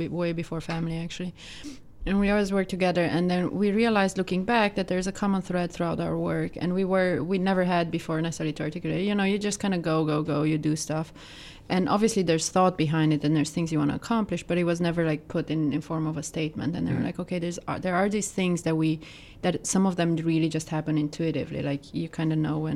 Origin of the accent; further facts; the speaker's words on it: Romania; moved away as an adult; now in New York, United States; I'm originally from Romania